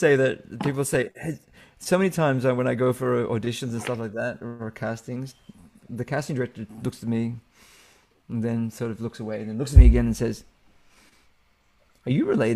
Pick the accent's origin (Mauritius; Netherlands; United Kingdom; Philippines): Philippines; I love being Filipino, and I love being a part of the community.